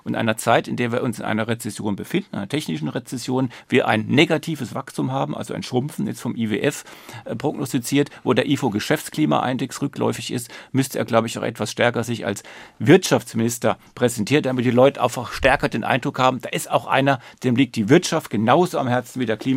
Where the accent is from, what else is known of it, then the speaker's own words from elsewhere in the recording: Ludwigshafen, Rhineland-Palatinate, Germany; Ich komme aus der Pfalz, Ludwigshafen, BASF.